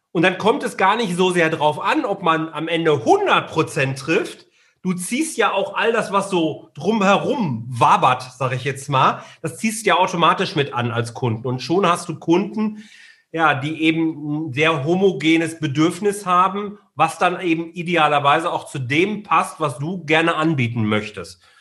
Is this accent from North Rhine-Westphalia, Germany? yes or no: yes; Ruhr area, North Rhine-Westphalia, Germany; Wir kommen ja beide aus dem Robot